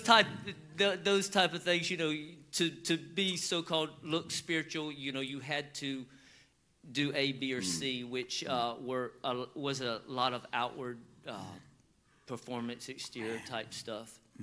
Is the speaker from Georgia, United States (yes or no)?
yes; Georgia, United States; we grew up in the South and we grew up in you know it's hot in Georgia